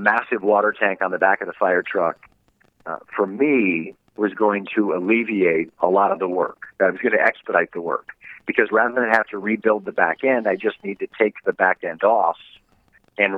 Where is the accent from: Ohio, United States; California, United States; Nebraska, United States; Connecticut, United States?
Ohio, United States; Toledo; also born or lived in Dallas, Texas; we moved back to my hometown of Toledo, Ohio